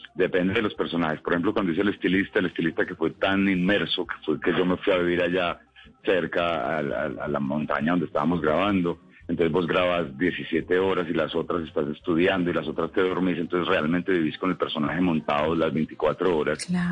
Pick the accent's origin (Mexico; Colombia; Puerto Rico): Colombia; sigue doliendo como colombiano